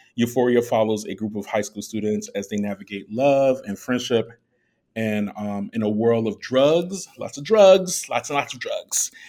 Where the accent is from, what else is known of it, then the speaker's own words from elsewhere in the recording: Chicago, Illinois, United States; also born or lived in Germany; I was raised in Chicago.